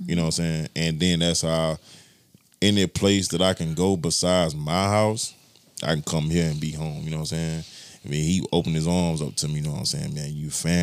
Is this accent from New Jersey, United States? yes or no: no; Montgomery, Alabama, United States; moved away; also born or lived in Tallahassee, Florida; I came from Alabama, Montgomery, Alabama.